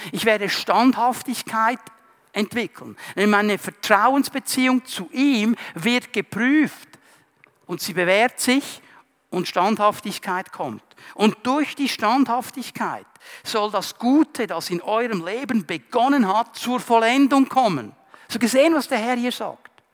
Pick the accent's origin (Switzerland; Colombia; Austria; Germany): Switzerland; Zurich; Ich bin im Kanton Zürich aufgewachsen, gleich an der Grenze zum Kanton Aargau